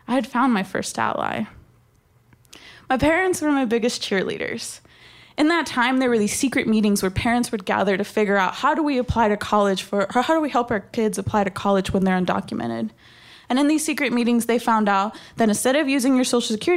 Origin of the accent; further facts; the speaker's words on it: Texas, United States; My parents brought me to this country when I was only 6 months old. And growing up in Texas